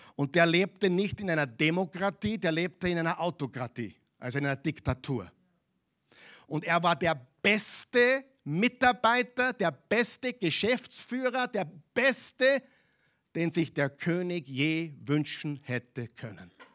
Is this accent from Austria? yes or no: yes; Austria; also born or lived in Vienna; Wir sind Österreicher hier in Wien